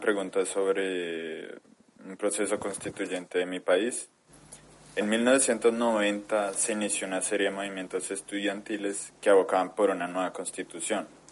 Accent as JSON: {"language": "Spanish", "country": "Colombia", "moved": "yes", "lives_now": "China", "said": "soy de Colombia, aunque ahora vivo en China."}